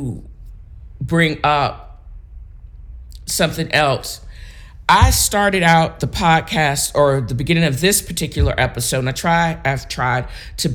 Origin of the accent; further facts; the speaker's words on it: Virginia Beach, Virginia, United States; where I grew up in Virginia Beach